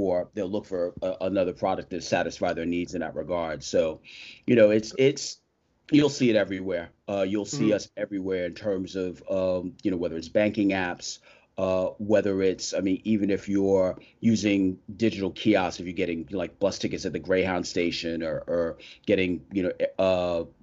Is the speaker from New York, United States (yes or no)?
yes; New York, United States; I am a New Yorker born and raised